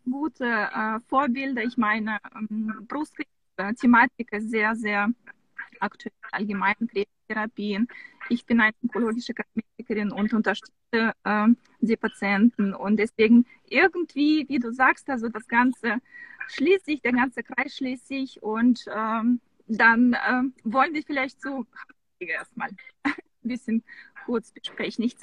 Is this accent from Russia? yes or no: yes; Samara, Samara Oblast, Russia; born there; also das kann man kaum, kaum glauben, aber ich bin geboren in Samara.